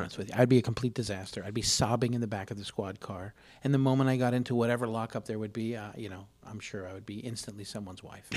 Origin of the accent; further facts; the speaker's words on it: Los Angeles, California, United States; I grew up in Los Angeles